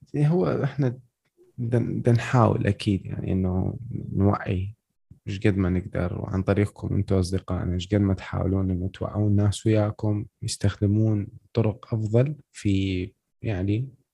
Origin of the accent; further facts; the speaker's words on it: Iraq; احنا عندنا بالعراق